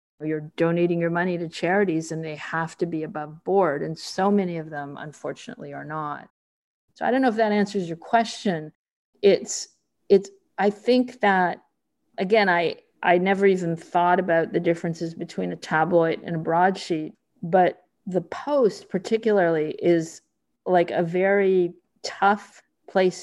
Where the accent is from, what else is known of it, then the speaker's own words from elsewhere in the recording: Canada; moved away; also born or lived in Rio de Janeiro, Brazil; I come from Canada, and my first job was at the Globe